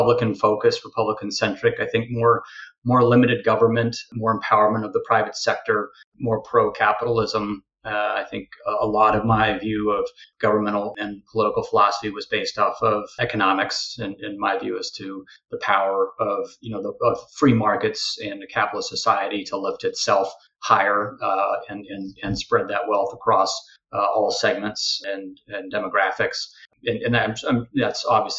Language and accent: English; Midwest, United States; now in Washington, D.C., United States; I'm from the Midwest